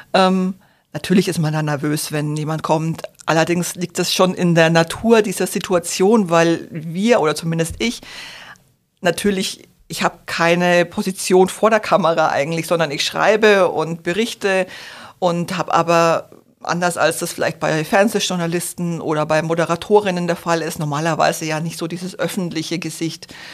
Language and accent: German; Franconia, Bavaria, Germany; moved away; Ich komme nämlich ursprünglich aus Franken